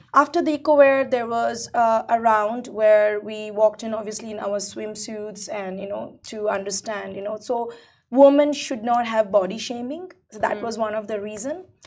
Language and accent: English; India; moved away; I'm originally Indian, right? So coming from India